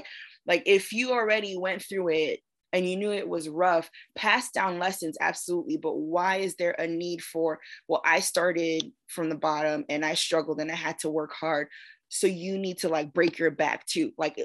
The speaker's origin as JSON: {"language": "English", "region": "East Coast", "country": "United States", "tie": "born or raised there", "said": "I was raised on the East Coast and I was raised in suburbia, you know what I mean?"}